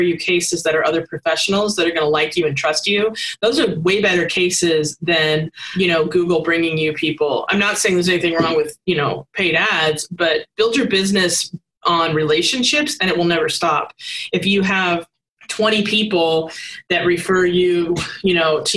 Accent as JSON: {"language": "English", "town": "Seattle", "region": "Washington", "country": "United States", "said": "I'm from Seattle"}